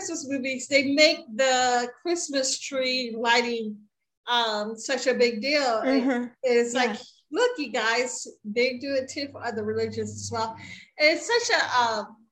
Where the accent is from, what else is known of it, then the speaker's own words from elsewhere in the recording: Baltimore, Maryland, United States; I grew up in Baltimore, and the area of Baltimore that I grew up in had a lot of Orthodox Jews